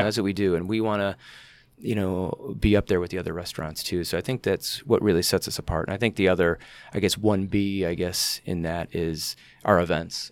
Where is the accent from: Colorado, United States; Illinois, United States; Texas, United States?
Illinois, United States; Elgin; I grew up in Elgin, and I was always fascinated, uh, with the Elgin Watch Factory